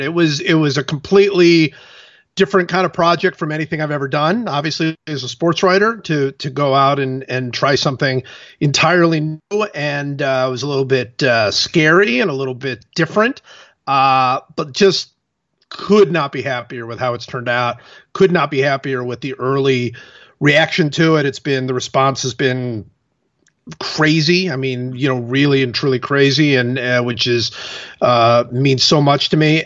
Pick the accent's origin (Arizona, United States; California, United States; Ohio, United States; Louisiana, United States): Ohio, United States; Cleveland; I'm from Cleveland